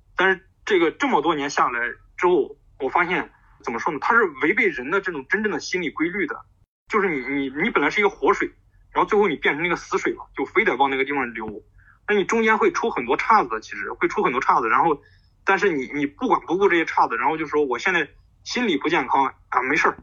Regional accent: Zhumadian, Henan, China; moved away; 我们是属于，其实是， 属于淮河岸边的， 是住满两郡南边，靠近信仰

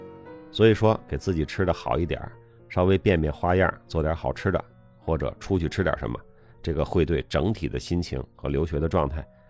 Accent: China; 我们中国人的饮食结构啊，尤其是这种大学二十多岁男生，就是靠吃主食来找这种饱腹感。

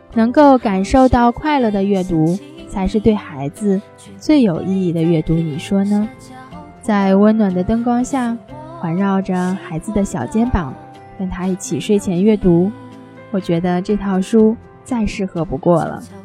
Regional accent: China; 我们中国人

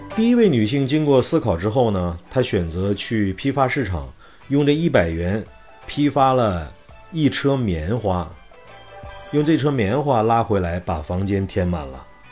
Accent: Shanxi, China; moved away as an adult; also born or lived in Xuzhou / Wenzhou; 因为我是一个山西人，我在二十岁之前是没有看过大海的

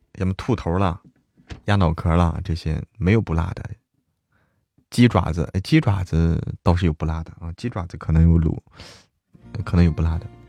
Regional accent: Zhangjiakou, Hebei, China; 我家乡哪里的？张家口

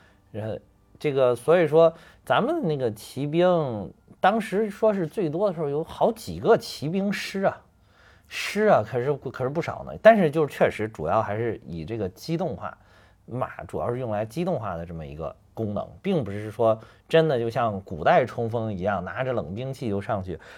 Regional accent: North China Plain, China; 像我们老家那边，就华北平原这块儿

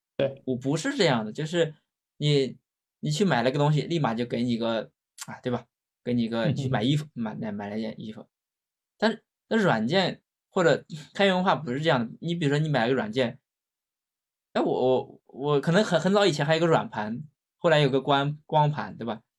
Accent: China; 我们中国人很讲究面子

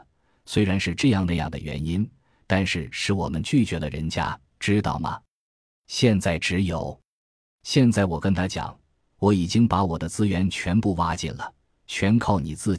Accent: Jiangxi, China; 在我们老家江西谈过，这个小女孩也是朋友介绍的。

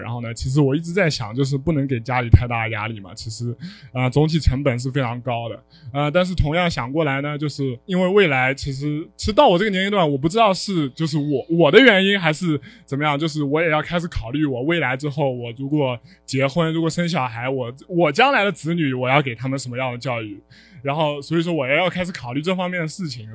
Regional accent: Hangzhou, Zhejiang, China; 我是杭州人

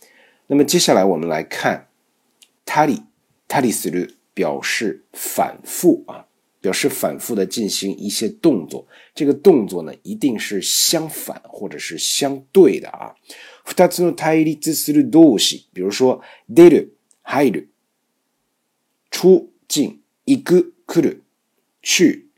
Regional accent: Beijing, China; accent: Beijing; 日本都有自己的小院子啊，老百姓住的还是很这种，我们北京话叫四的，非常干净啊

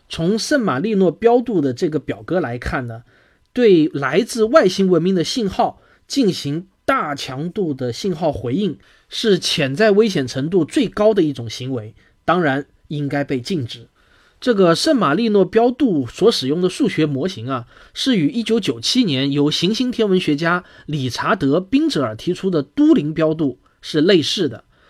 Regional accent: China; 我们中国人

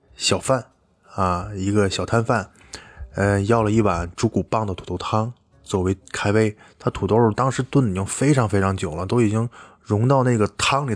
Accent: Tianjin, China; also born or lived in Beijing; 像我们天津这边吃螃蟹

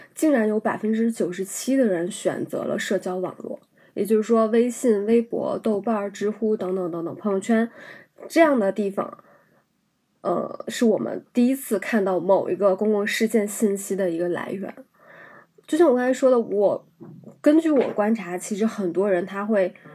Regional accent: China; 我们在大陆生长的这一代人，我们所接受的教育是黄河文明，我们是从黄土高原上发源起来的人们

